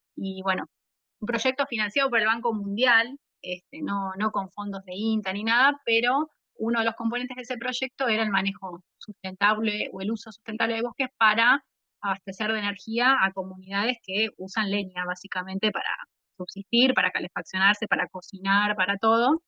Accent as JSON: {"language": "Spanish", "town": "La Plata", "region": "Buenos Aires Province", "country": "Argentina", "said": "soy de La Plata, la, capital de la provincia de Buenos Aires"}